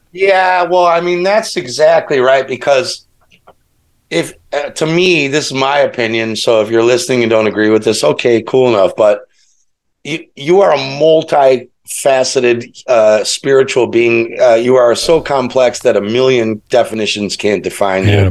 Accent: Chicago, Illinois, United States; I grew up in Chicago, it's it's the Midwest.

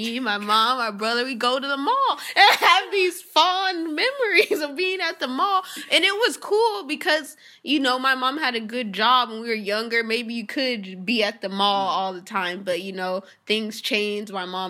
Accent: Irvine, California, United States; even though I grew up in Irvine around mostly like white, rich white people and Asians, like my mom didn't grow up around that.

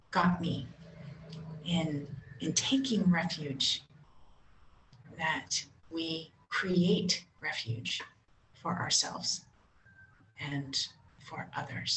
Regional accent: San Francisco, California, United States; I grew up in Catholic community, actually here in San Francisco

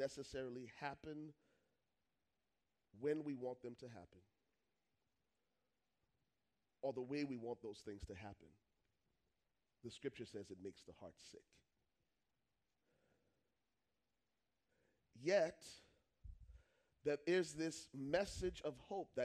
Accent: Liberia; I'm from Liberia

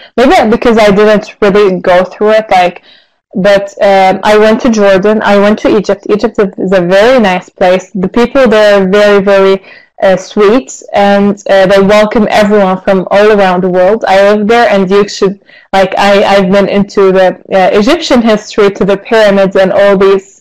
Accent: Lebanon; also born or lived in Syria / Istanbul, Turkey; now in Turkey; I was born in Syria and I was raised in Lebanon. Before I come here to Turkey, I moved back to Turkey

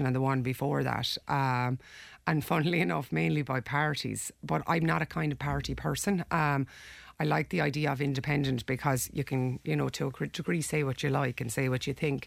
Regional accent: Ireland; we're Irish people. We live in Ireland. You know, we grew up here.

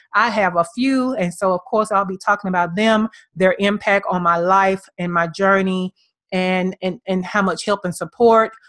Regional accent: Birmingham, Alabama, United States; now in Atlanta, United States; My hometown is Birmingham, Alabama

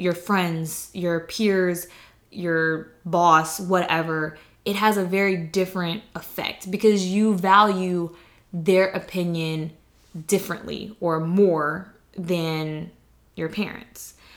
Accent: the South, United States; I'm from the South, like, that's how I was raised

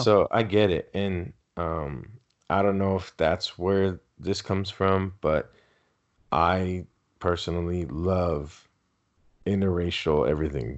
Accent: Southern California, United States; first language Spanish; English is a second language; also born or lived in San Diego County; I'm from Southern California

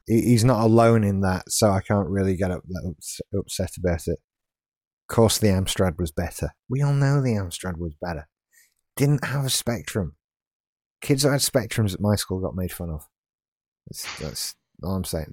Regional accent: Yorkshire and the Humber, United Kingdom; now in West Yorkshire, United Kingdom; I'm from South Yorkshire

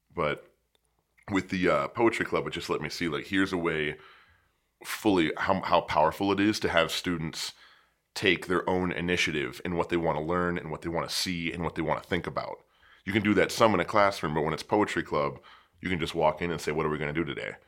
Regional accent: about an hour east of Pittsburgh, Pennsylvania, United States; moved away as an adult; now in Phoenix, United States; I was born in Pittsburgh, and I grew up about an hour to the east of it.

